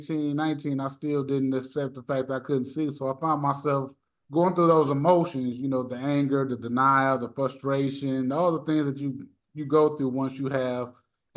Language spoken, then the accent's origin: English; Merrillville, Indiana, United States; So I'm from Northwest Indiana, everybody. I'm from Maryville, Gary area